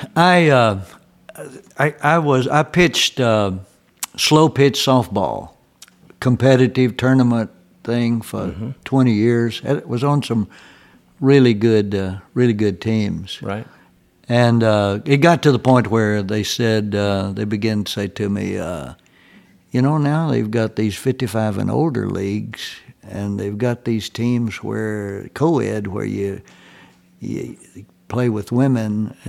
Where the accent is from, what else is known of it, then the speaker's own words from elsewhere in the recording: Tennessee, United States; where I was born and raised there in Tennessee